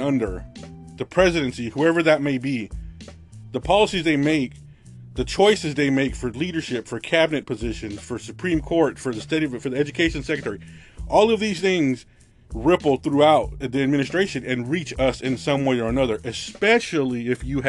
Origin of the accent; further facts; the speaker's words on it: Southern California, United States; growing up in Southern California, right on the border, actually